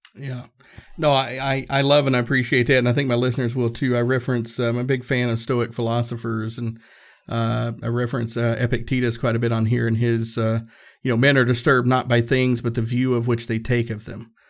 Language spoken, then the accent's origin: English; Tennessee, United States; I grew up in Tennessee